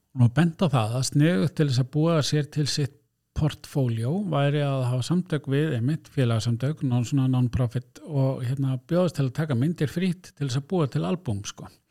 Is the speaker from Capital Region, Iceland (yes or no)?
no; Blönduós, Northwestern Region, Iceland; ég er nú frá Blöndus